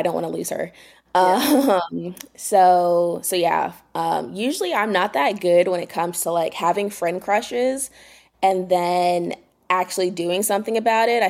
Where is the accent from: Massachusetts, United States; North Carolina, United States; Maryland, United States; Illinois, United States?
North Carolina, United States; Durham; moved away as an adult; now in Raleigh, United States; I'm from Durham, but I moved to Raleigh for work in 2019